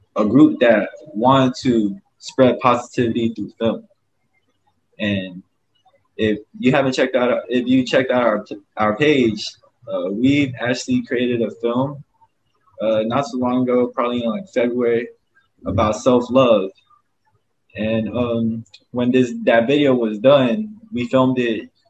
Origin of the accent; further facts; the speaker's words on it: Augusta, Georgia, United States; also born or lived in Myrtle Beach, South Carolina; now in Honolulu, United States; I come from uh, Myrtle Beach, but I was raised in Augusta, Georgia